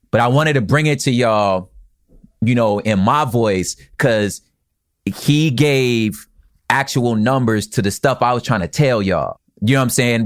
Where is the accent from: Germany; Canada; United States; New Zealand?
United States; I'm American.